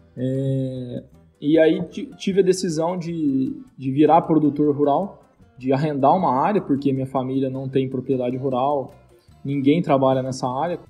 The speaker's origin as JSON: {"language": "Portuguese", "town": "São José do Rio Preto", "region": "São Paulo", "country": "Brazil", "also_born_or_lived": "Viçosa, Minas Gerais / United States", "said": "sou do interior de São Paulo, noroeste paulista, aqui de São José do Rio Preto"}